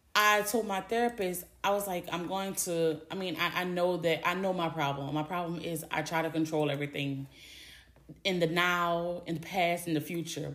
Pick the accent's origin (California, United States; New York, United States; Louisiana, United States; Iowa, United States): Louisiana, United States; I'm from Louisiana. Born and raised, lived in Louisiana my whole life